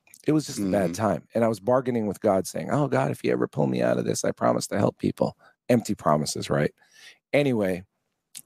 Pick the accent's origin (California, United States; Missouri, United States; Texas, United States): California, United States; San Francisco; moved away as an adult; I was born in San Francisco, California